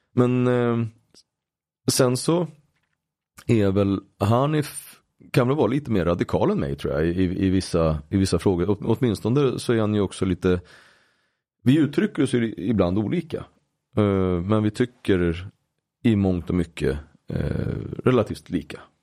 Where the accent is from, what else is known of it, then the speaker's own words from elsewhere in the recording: Uppsala, Uppsala County, Sweden; min uppväxt i Gottsunda